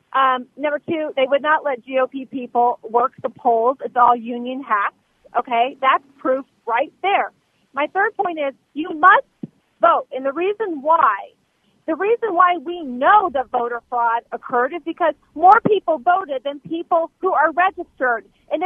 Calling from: Mount Pleasant, Wisconsin, United States; I'm calling from Wisconsin.

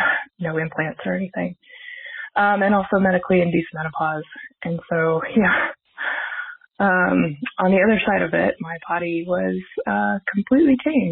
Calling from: Missoula, Montana, United States; I'm calling from Missoula, Montana.

